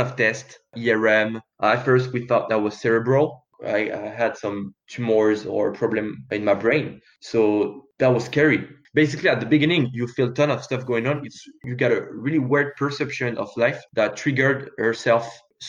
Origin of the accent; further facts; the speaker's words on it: France; I grew up in France with good parents